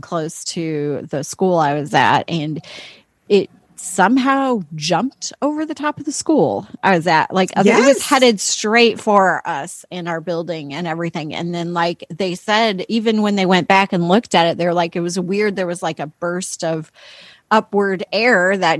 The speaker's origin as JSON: {"language": "English", "region": "Illinois", "country": "United States", "tie": "born or raised there", "also_born_or_lived": "California", "moved": "yes"}